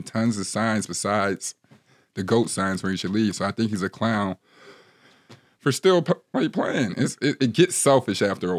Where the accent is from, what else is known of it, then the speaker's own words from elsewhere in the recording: Ohio, United States; So originally, I'm from the Midwest. I heard you're a Midwest guy as well. You're from I'm a Buckeye boy, so we call the state of Michigan the state up north.